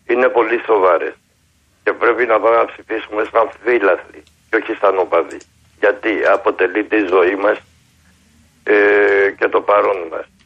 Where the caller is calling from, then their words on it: Korydallos, Attica, Greece; από τον Κορυδαλό.